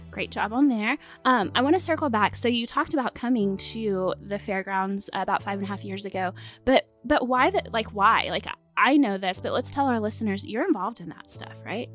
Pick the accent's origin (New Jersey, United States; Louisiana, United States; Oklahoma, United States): Oklahoma, United States; Chickasha; growing up in Chickasha, always going out to the fair. It's been here my entire life